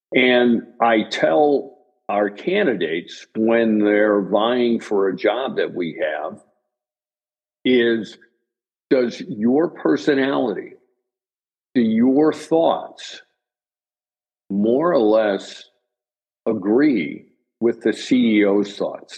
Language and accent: English; Chicago, Illinois, United States; I'm originally from Chicago and still live in Chicago